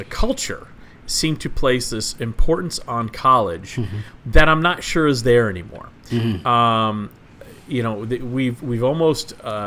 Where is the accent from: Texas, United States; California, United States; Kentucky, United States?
Texas, United States; I grew up in Texas